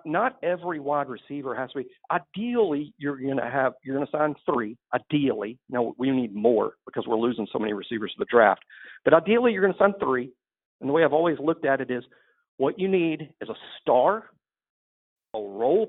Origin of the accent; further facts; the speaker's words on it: near Mobile, Alabama, United States; from my hometown, or near my hometown, Willie Shepard, who's from Mobile